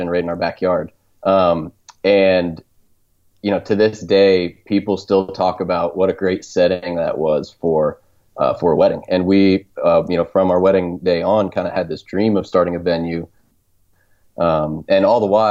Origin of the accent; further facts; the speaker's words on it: suburbs outside of DC, Northern Virginia, United States; moved away; I grew up in the suburbs outside of DC, and you know, loved growing up in Northern Virginia